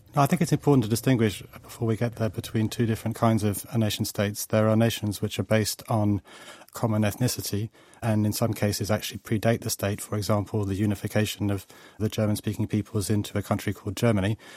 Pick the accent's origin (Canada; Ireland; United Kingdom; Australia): United Kingdom; now in London, United Kingdom; I'm British, and I also have a French passport